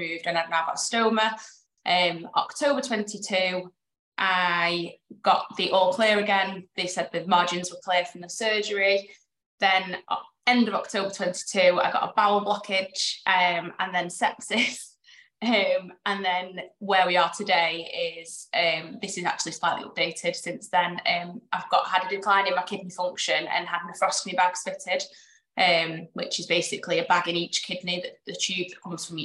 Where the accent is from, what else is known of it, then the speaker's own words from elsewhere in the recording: Warrington, North West England, United Kingdom; I'm from Warrington, finance manager from Warrington